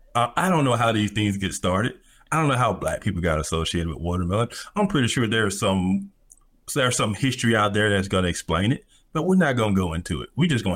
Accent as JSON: {"language": "English", "region": "the South", "country": "United States", "said": "So I'm from the South."}